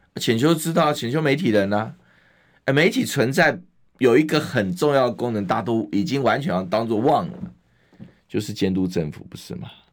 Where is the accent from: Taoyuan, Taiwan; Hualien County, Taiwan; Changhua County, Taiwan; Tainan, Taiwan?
Hualien County, Taiwan; moved away; 我在花莲出生的